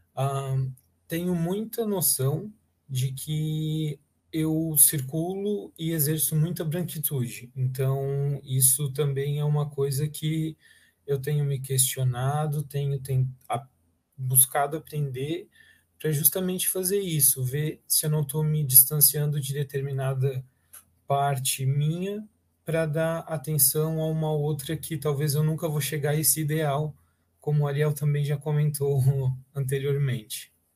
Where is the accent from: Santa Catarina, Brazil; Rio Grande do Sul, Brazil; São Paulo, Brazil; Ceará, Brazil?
Santa Catarina, Brazil; Blumenau; eu nunca saí de Blumenau, né? Eu sempre estive em Blumenau, eu fiz uma graduação em Blumenau